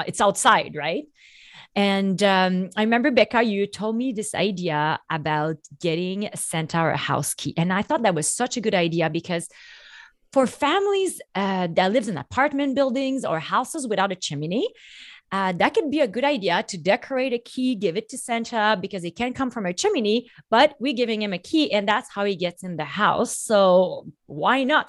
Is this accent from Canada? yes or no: yes; Canada; I'm French Canadian